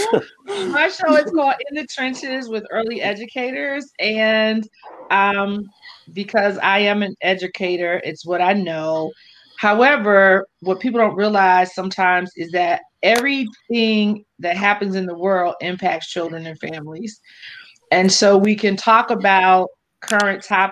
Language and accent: English; Philadelphia, Pennsylvania, United States; now in Atlanta, United States; I'm originally from Philly.